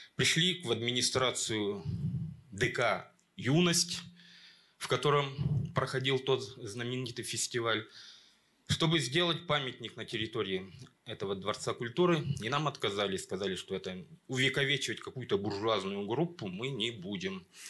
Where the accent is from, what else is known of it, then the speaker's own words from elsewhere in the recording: Kamensk-Uralsky, Sverdlovsk Oblast, Russia; я приехал из Каменска-Уральского